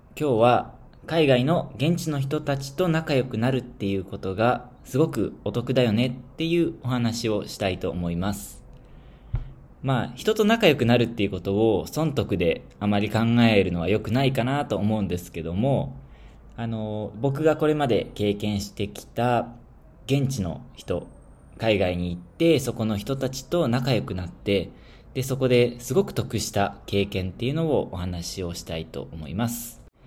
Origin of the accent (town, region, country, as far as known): Japan; moved away as an adult; now in Tanzania